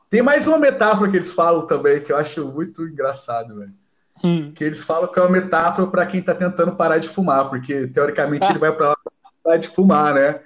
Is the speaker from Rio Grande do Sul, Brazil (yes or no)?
no; Franca, São Paulo, Brazil; a gente é de Franca